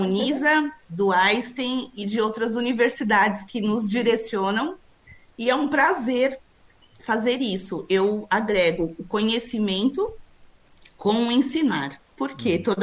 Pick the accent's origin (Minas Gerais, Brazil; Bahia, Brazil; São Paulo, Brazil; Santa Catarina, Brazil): São Paulo, Brazil; É, eu sou de São Paulo, sempre a... morei aqui, né?